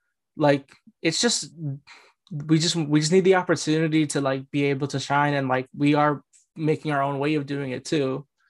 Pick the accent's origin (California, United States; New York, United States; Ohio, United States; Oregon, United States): California, United States; Bay Area; I grew up in the Bay Area, Asians are everywhere. Like I went to a predominantly Asian high school